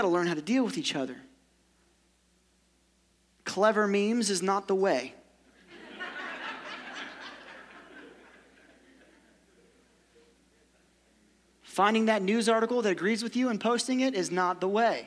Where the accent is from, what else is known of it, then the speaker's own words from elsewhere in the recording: Ohio, United States; also born or lived in Kentucky; I'm from Ohio